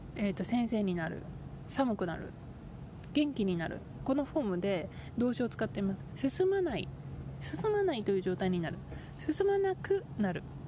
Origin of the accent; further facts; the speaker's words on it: Japan; now in United States; 私日本の出身ですけどアメリカにいる